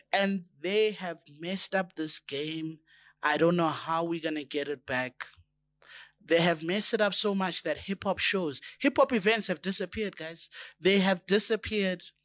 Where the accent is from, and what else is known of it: South Africa